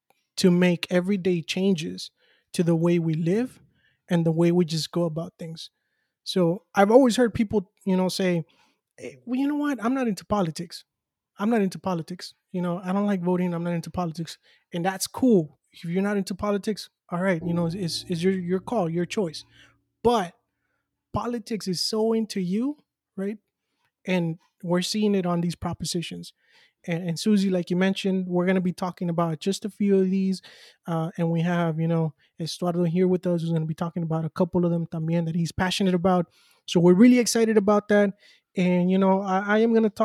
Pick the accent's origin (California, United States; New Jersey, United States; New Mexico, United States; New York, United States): California, United States; Los Angeles; growing up in South Central